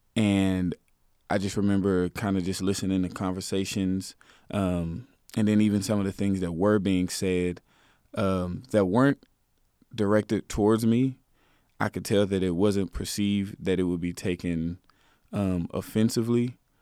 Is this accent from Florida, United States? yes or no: no; Garland, Texas, United States; I'm from Garland. I, I lived in that neighborhood.